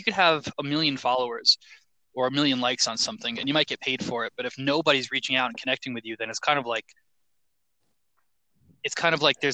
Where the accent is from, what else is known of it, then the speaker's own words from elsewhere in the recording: New York, United States; moved away; originally New York